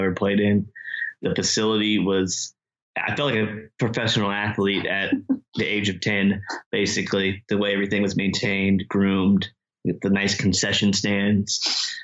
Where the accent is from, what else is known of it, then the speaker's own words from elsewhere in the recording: Cocoa Beach, Florida, United States; we grew up in Cocoa Beach, Florida